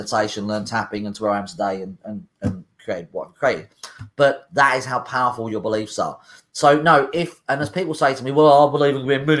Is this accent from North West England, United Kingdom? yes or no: yes; Liverpool, North West England, United Kingdom; I'm from Liverpool.